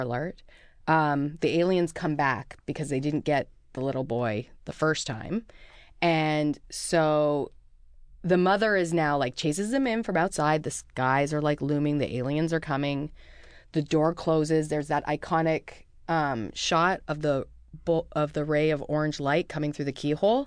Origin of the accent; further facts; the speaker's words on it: Vancouver, British Columbia, Canada; I'm from Vancouver, B C. I'm Canadian.